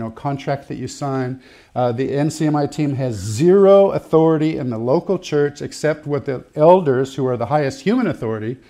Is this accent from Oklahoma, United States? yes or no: no; Santa Barbara, California, United States; I grew up in Santa Barbara, California